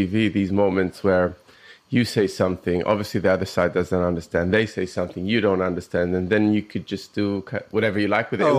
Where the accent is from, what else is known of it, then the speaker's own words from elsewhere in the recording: Israel; Jewish Italian. And my mum is, her family is from Germany. So when I was growing up in Israel, it was very European food